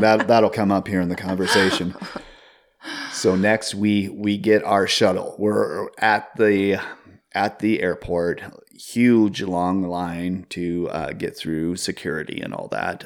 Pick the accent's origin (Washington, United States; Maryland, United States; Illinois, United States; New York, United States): Washington, United States; Seattle; growing up in the Seattle area in the early two thousands